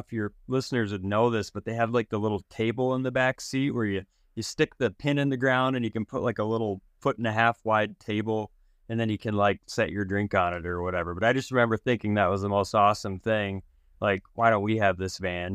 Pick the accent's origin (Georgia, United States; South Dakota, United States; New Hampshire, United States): South Dakota, United States; I grew up in South Dakota